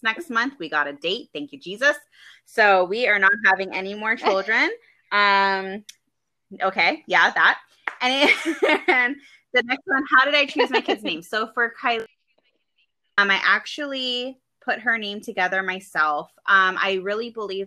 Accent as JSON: {"language": "English", "region": "Hawaii", "country": "United States", "also_born_or_lived": "California", "moved": "yes", "said": "I'm from Hawaii"}